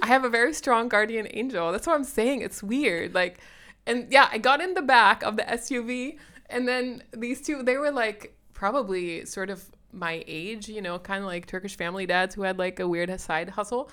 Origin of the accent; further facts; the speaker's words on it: Sierra Leone; moved away; I grew up in Sierra Leone